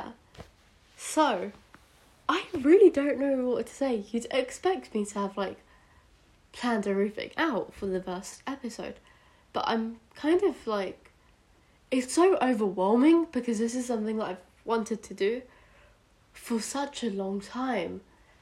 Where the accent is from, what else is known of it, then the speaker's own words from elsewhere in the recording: United Kingdom; accent: British; moved away; also born or lived in India; in case you can't already tell by my accent, I am British, though I was born in India